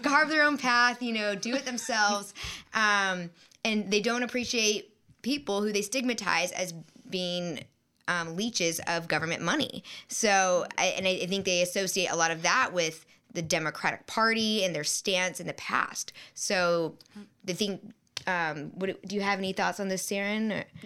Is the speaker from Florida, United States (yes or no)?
yes; Tampa, Florida, United States; moved away; I'm from Tampa, Florida, and there was a lot of red there, even in my family